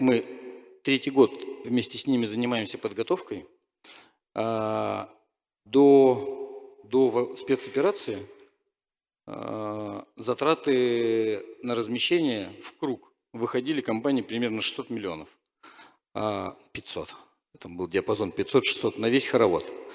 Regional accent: Novosibirsk, Novosibirsk Oblast, Russia; я просто из Новосибирска

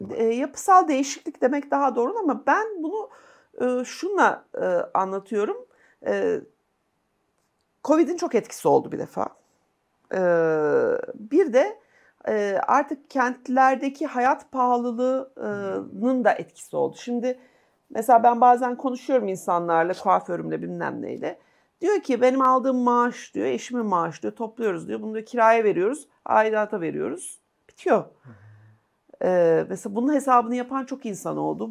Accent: Kırklareli, Turkey; also born or lived in Istanbul; Ben Kırklarelliyim çünkü, hani benim ailem

